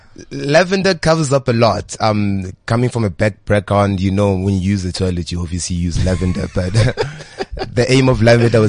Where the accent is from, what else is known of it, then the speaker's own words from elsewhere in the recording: Johannesburg, Gauteng, South Africa; also born or lived in Tembisa; I grew up in Johannesburg, Hillbro. Moved all the way to Tembisa.